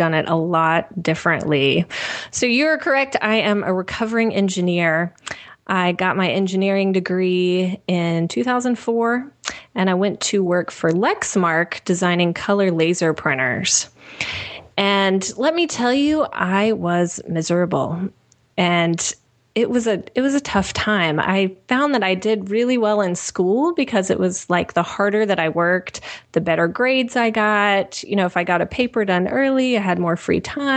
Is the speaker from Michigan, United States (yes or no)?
no; Nashville, Tennessee, United States; moved away as an adult; also born or lived in Kentucky; I'm originally from Nashville